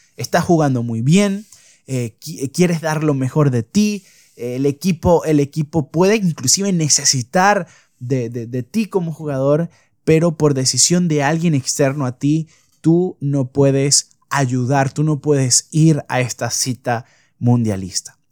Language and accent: Spanish; Venezuela; soy de Venezuela